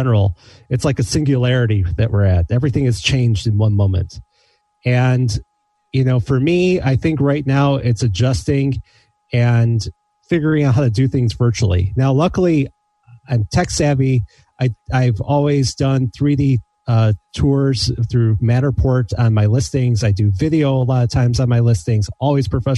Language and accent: English; Skokie, Illinois, United States; I grew up in Skokie, in the, you know, right by the Skev